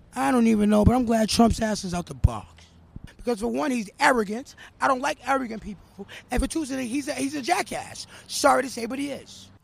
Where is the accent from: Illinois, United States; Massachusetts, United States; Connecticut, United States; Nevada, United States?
Massachusetts, United States; Boston; I'm from Roxbury